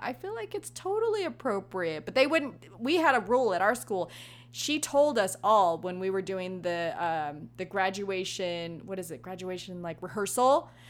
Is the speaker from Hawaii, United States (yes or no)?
yes; Hawaii, United States; I'm Hawaiian